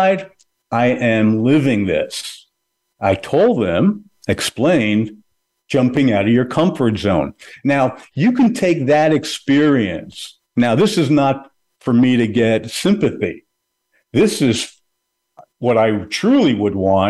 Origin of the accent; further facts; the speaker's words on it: Canada; now in New Jersey, United States; I'm Canadian, so my family's in Canada